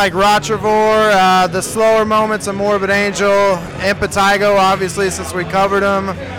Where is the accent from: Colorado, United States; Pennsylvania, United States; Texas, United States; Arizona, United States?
Texas, United States; San Marcos; I'm from San Marcos.